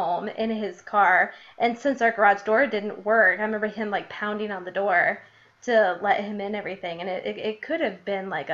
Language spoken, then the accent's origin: English; Illinois, United States; accent: Midwest; moved away; I lived in Illinois